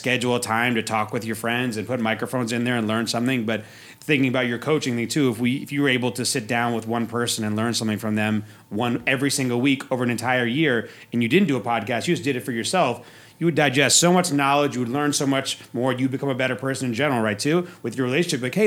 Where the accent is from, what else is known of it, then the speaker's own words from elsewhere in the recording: East Coast, United States; also born or lived in Oregon / Europe; now in Las Vegas, United States; I grew up on the East Coast.